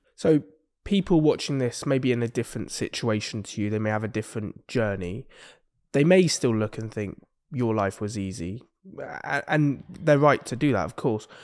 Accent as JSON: {"language": "English", "town": "Exeter", "region": "South West England", "country": "United Kingdom", "said": "I'm from Exeter"}